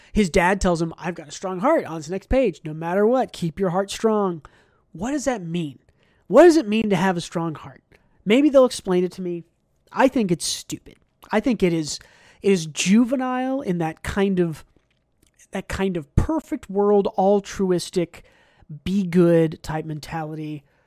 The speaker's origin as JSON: {"language": "English", "country": "United States", "said": "as an American"}